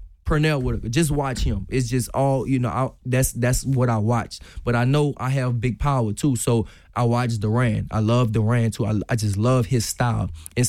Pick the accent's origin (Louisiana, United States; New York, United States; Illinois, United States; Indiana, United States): Louisiana, United States; New Orleans; now in Houston, United States; When I came from New Orleans to Houston, I used to get my nose bust all the time because I love to fight.